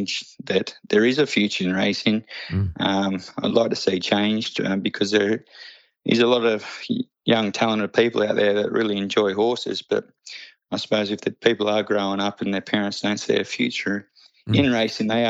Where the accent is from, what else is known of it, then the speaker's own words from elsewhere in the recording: Muswellbrook, New South Wales, Australia; We grew up in Musselbrook, so you had the mines around there